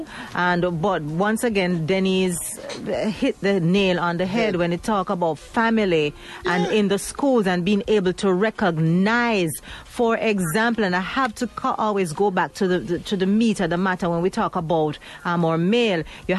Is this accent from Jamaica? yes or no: yes; Jamaica; He's a Jamaican, I'm a Jamaican, and he was nothing like my prejudiced ideas.